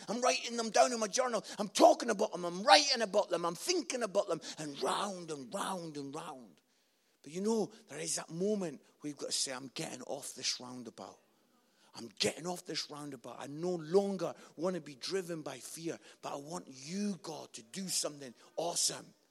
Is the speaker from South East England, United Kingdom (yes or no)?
no; Scotland, United Kingdom; I'm Scottish